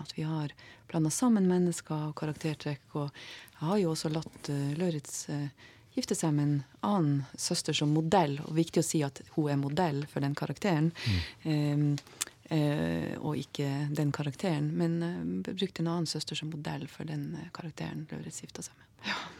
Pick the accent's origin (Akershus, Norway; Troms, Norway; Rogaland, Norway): Troms, Norway; Tromsø; vi tromsøværinger